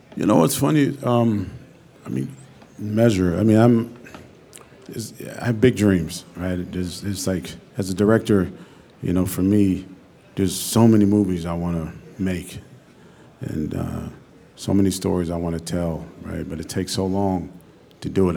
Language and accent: English; Pittsburgh, Pennsylvania, United States; moved away as an adult; also born or lived in West Virginia / New York; I'm from Pittsburgh, Pennsylvania. I moved to New York